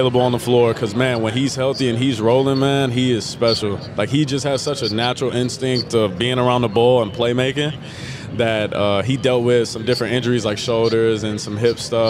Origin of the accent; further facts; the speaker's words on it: Dallas, Texas, United States; I'm from Dallas, so my family are huge Cowboys fans